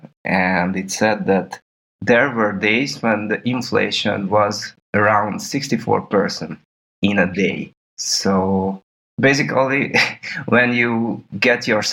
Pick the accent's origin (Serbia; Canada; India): Serbia; When I was born, this country wasn't called Serbia. It was the Socialist Federal Republic of Yugoslavia